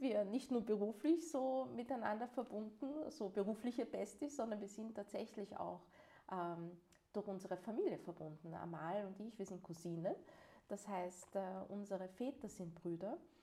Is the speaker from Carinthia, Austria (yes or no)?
no; Vienna, Austria; Und bin ich selbst in Wien geboren und hier aufgewachsen.